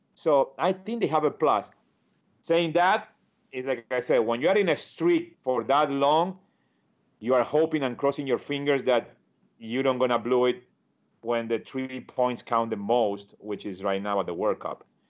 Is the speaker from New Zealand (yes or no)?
no; Argentina; English is a second language; moved away as an adult; also born or lived in Hoboken, New Jersey; now in United States; when I moved from Argentina